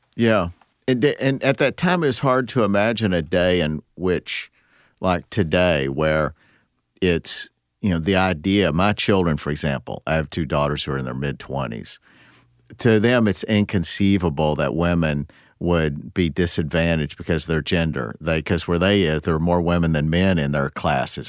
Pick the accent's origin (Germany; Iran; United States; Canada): United States; Midwest; growing up in the Midwest